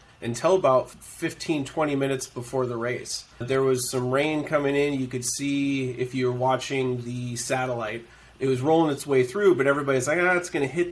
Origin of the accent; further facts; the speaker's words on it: Pacific Northwest, United States; I'm from the Northwest